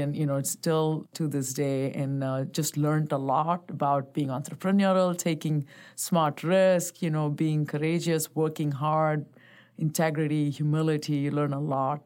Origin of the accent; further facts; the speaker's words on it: Bangalore, Karnataka, India; also born or lived in Chennai; I was born and raised in India, so I grew up as, uh, born in Bangalore, spent the first ten years of my life there and then, uh, moved to a place called Chennai.